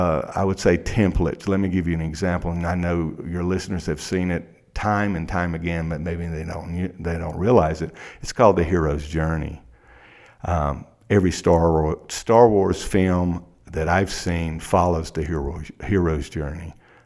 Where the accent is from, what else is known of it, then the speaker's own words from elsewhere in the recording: South Carolina, United States; Well, see, I grew up in South Carolina in a small town, and I'm 53 years old.